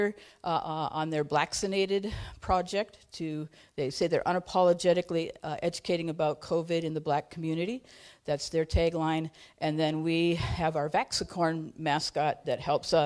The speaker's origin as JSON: {"language": "English", "town": "Duluth", "region": "Minnesota", "country": "United States", "said": "I'm from the Chester Creek Watershed in the East Hillside of Duluth"}